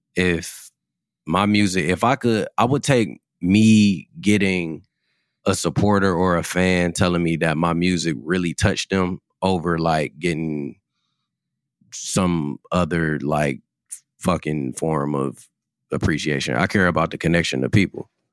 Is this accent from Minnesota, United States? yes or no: no; Cleveland, Ohio, United States; Growing up in Cleveland